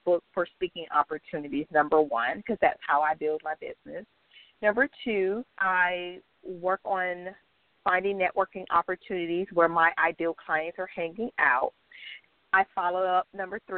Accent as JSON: {"language": "English", "town": "Miami", "region": "Florida", "country": "United States", "tie": "born or raised there", "said": "I am born and raised in South Florida, Miami"}